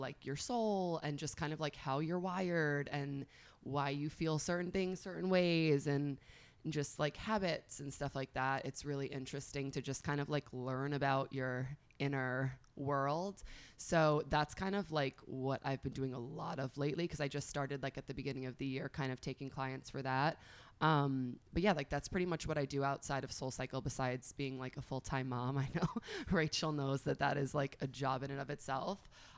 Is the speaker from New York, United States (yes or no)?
yes; northern Westchester, New York, United States; born or raised there; moved away as an adult; also born or lived in Long Island, New York; now in Miami, United States